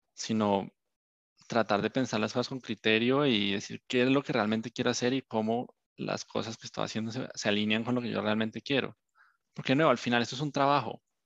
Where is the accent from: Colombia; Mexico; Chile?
Colombia; moved away; Yo soy un colombiano